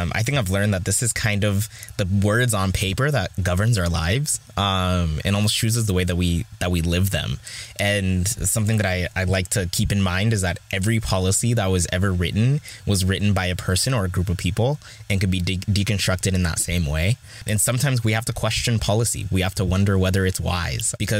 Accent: Southern California, United States; also born or lived in Gimbi, Ethiopia / San Diego; I actually moved to the United States, Southern California, at 9 months old. Grew up there

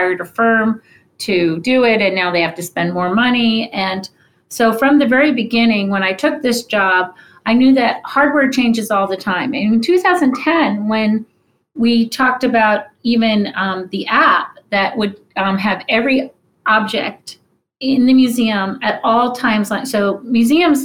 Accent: New York, United States; I grew up in New York and went to museums all the time

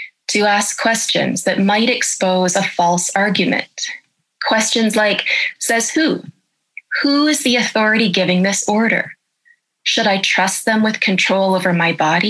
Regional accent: Canada; I'm a professor of ethics and I'm a Canadian

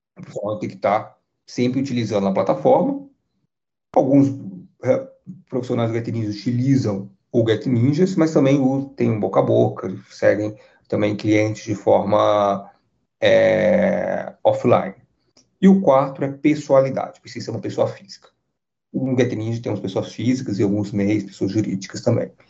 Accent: Brazil; nós, como brasileiros

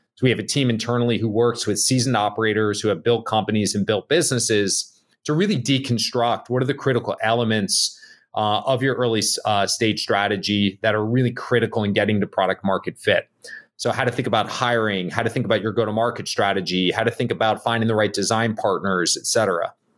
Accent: Bergen County, New Jersey, United States; moved away; I grew up in Jersey, um, uh, little town outside New York City, Bergen County.

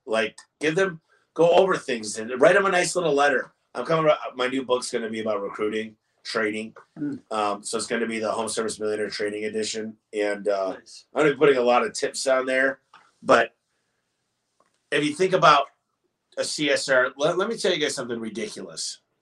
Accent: Michigan, United States

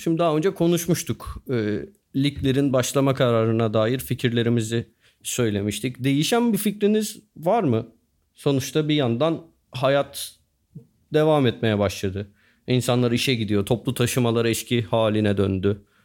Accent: Turkey; biz Türküz ve Müslümanız

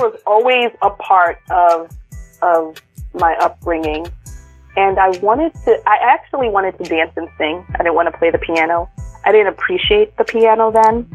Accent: New York City, New York, United States; first language English; moved away as an adult; also born or lived in Brooklyn / Bay Area; I was born in Brooklyn and we I grew up in Queens

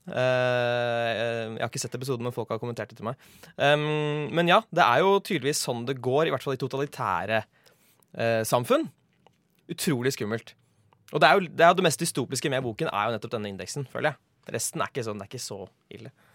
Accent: Oslo, Norway; Jeg vokste opp i Sumsgate.

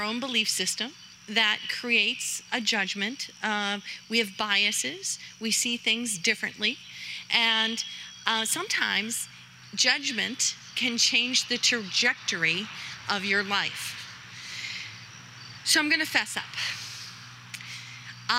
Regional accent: Worcester County, Massachusetts, United States; being a Yankee, born and raised in Worcester County by a single mother of five

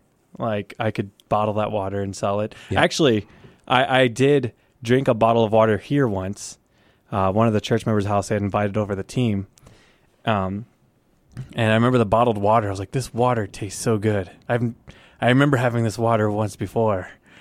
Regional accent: United States; Like, I'm just American, you know.

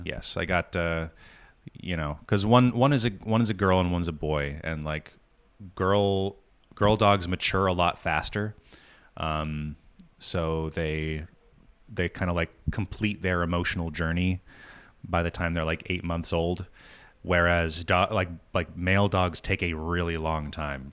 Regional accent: New England, United States; moved away; also born or lived in New York; growing up in New England

